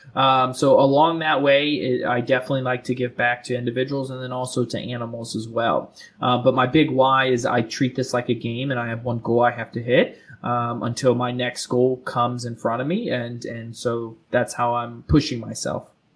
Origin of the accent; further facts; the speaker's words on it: South Florida, United States; now in Charlotte, United States; I'm originally from South Florida